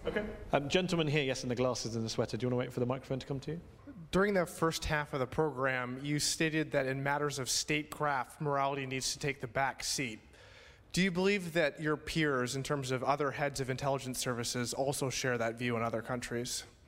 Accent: United Kingdom; We're all British

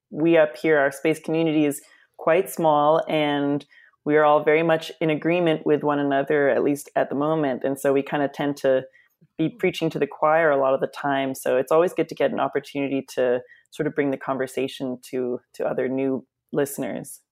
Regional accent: Canada; also born or lived in Washington, D.C., United States; as a Canadian

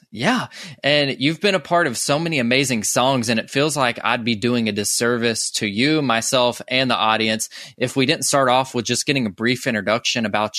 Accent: Georgia, United States; someone who was born and raised in Georgia. I'm like, I've never been to South Africa or anything like that.

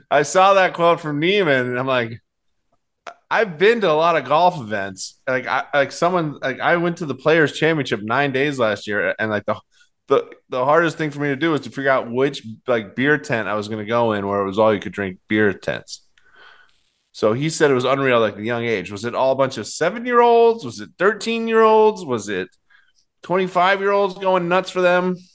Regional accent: Boston, Massachusetts, United States; I'm from Boston.

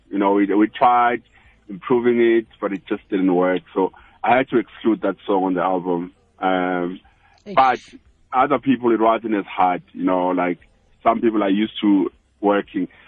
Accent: South Africa; I'm from South Africa.

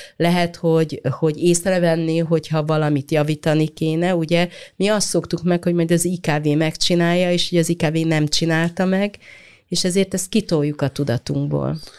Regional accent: Hungary; mi ezekben a városokban nőttünk

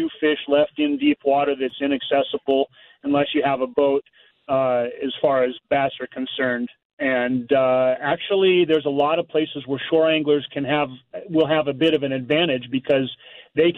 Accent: Missouri, United States; I grew up in Missouri where we had to fish dirty water

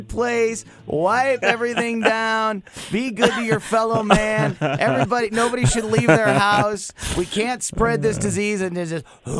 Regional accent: Florissant, Missouri, United States; the mayor of my hometown, Florissant, Missouri.

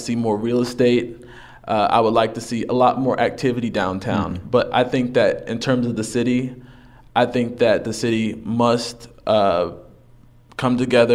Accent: Carrollton, Texas, United States; moved away as an adult; also born or lived in Dallas; now in Lubbock, United States; I came from Dallas. Okay. I'm from Carrollton, Texas

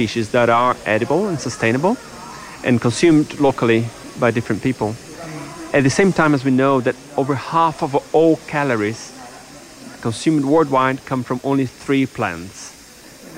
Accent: Brazil; moved away; I grew up in Brazil

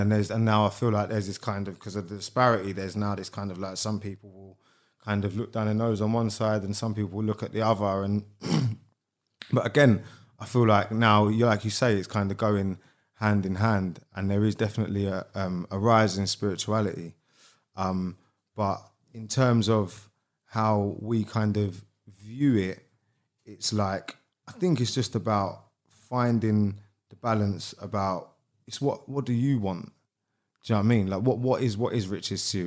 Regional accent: London, United Kingdom; also born or lived in Beckenham / Bromley / Keston; I grew up in Sydenham and I've lived around there my whole life, bit sort of Sydenham, Beckenham, Bromley

